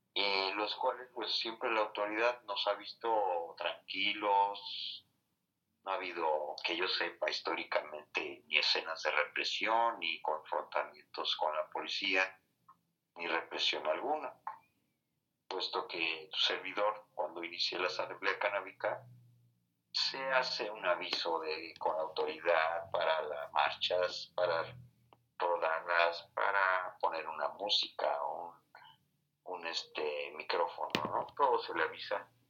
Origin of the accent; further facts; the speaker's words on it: Mexico; muy cerca que nací, en Chilpancingo